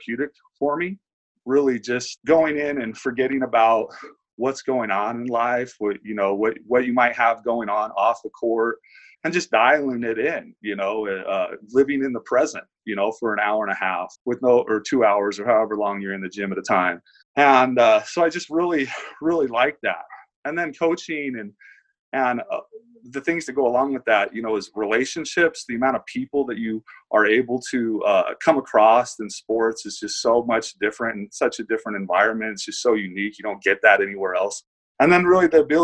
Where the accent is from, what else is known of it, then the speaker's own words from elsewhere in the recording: Boise, Idaho, United States; also born or lived in Los Altos Hills, California; Grew up in Boise, Idaho.